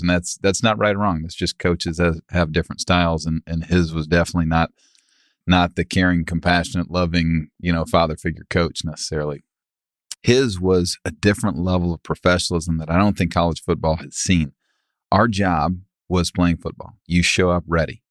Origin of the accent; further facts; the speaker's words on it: Dallas, Texas, United States; We grew up in Preston Hollow